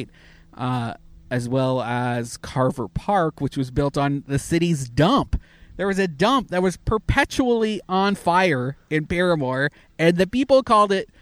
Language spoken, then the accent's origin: English; Canada; now in United States; I'm Canadian, and I wanted to go home to Canada this summer to see my parents